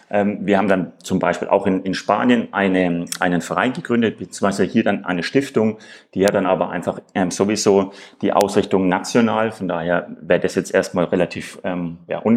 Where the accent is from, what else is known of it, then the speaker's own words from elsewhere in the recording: Nuremberg, Bavaria, Germany; Ich komme ursprünglich aus Nürnberg.